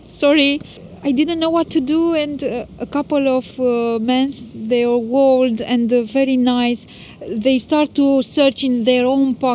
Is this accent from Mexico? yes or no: no; Romania; English is a second language; moved away as an adult; now in Mansfield, United Kingdom; I came from Romania